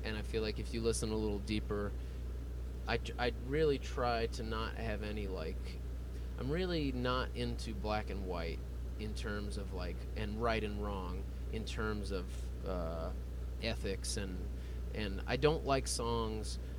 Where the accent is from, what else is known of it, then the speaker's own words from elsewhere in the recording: Texas, United States; We all grew up here. We all live here